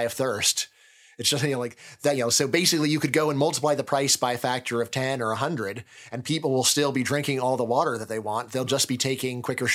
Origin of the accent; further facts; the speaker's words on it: California, United States; I'm from California